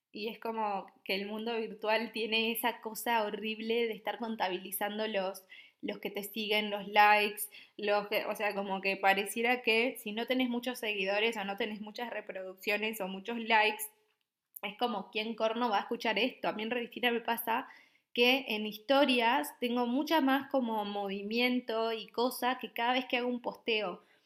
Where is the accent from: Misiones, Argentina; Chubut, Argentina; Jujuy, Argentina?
Misiones, Argentina; moved away as an adult; also born or lived in Buenos Aires, Argentina; now in Copenhagen, Denmark; yo soy de Misiones.